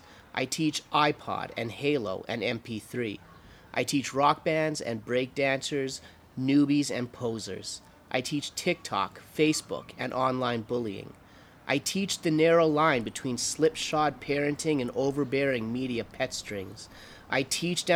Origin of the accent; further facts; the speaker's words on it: England, United Kingdom; now in Calgary, Canada; I am English by nature